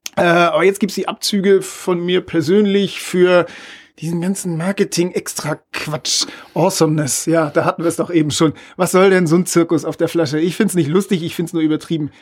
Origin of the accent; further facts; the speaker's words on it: Northern Germany, Germany; als Norddeutscher